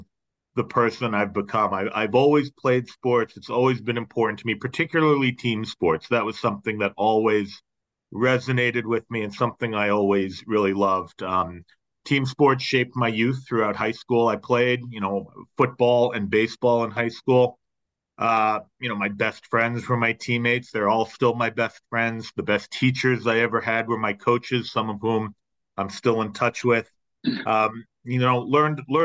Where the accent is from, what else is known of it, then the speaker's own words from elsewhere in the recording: Boston, Massachusetts, United States; I grew up just a couple miles from Fenway Park